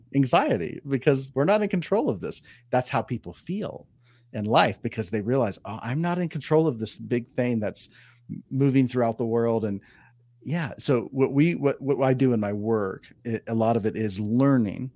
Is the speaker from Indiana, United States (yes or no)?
no; Ohio, United States; now in Southern California, United States; I grew up in Ohio